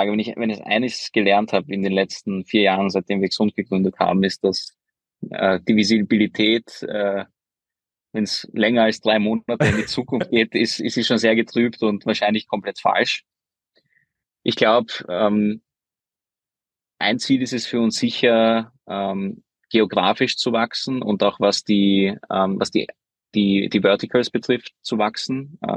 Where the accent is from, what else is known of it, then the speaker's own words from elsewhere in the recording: Vienna, Austria; also born or lived in Hungary; Also ich bin ja gebürtiger Ungar bin aber mit zehn nach Wien gezogen, wo ich unter anderem auch den Lukas, einen meiner zwei Co-Founder, kennengelernt habe in der Schule.